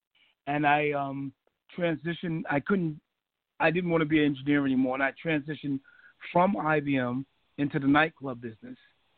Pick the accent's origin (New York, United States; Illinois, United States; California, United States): New York, United States; New York City; I grew up in Brooklyn, Bed-Stuy.